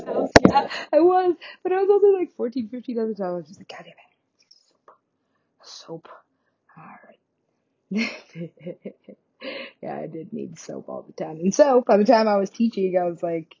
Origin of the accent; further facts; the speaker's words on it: Alaska, United States; I'm from Alaska.